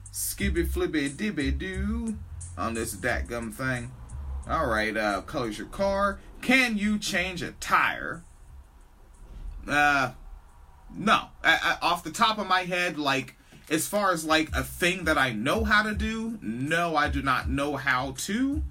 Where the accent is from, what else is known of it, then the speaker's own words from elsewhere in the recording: Washington, United States; I grew up in Washington State